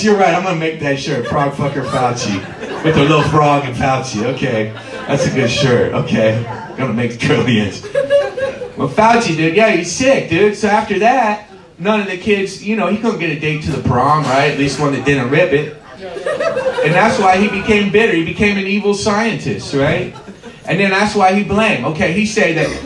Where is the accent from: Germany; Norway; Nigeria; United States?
United States; Covington, Ohio; moved away as an adult; also born or lived in California; I grew up in Covington. And I lived in Covington for pretty much till I was 20